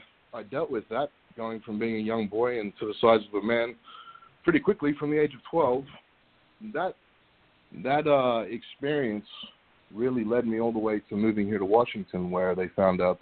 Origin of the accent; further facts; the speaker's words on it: Australia; moved away as an adult; also born or lived in Tampa, Florida, United States; now in United States; I grew up in Australia